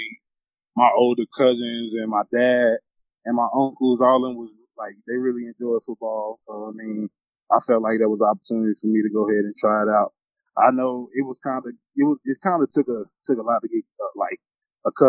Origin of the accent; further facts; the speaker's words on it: Charlotte, North Carolina, United States; moved away as an adult; I grew up in Charlotte, North Carolina